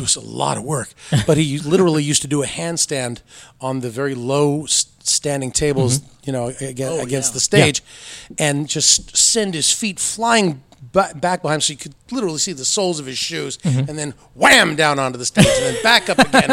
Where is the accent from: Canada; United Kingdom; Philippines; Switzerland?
Canada; Toronto, Ontario; moved away; also born or lived in Timmins / Ottawa; most of my memories are Toronto, a little bit of Ottawa, none of Timmins, which is where all my family is from